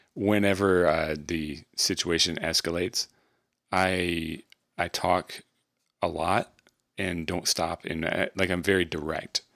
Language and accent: English; Michigan, United States; we were raised in Michigan